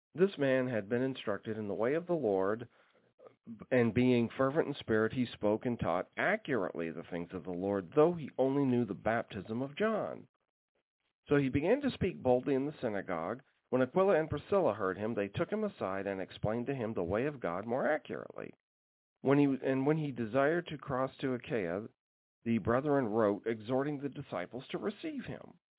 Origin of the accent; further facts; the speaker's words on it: Alaska, United States; growing up in Alaska